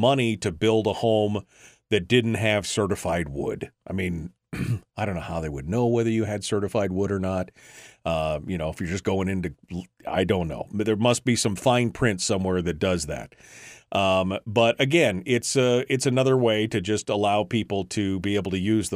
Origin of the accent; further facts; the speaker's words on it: Fairbanks, Alaska, United States; born and raised in Fairbanks